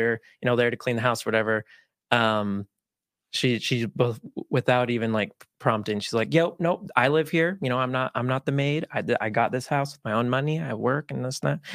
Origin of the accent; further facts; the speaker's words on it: Utah, United States; first language Spanish; English is a second language; I was actually born and raised here in Utah.